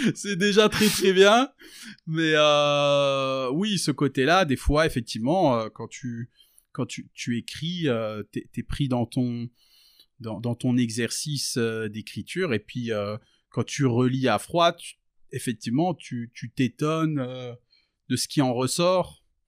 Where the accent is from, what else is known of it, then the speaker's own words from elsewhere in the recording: France; j'ai grandi j'ai grandi en France dans dans dans la campagne française je suis d'origine tunisienne d'origine euh, palestinienne.